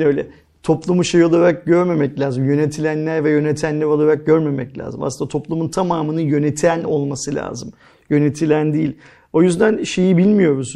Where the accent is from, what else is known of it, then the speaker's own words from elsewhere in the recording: Istanbul, Turkey; ben İstanbul'da doğdum büyüdüm.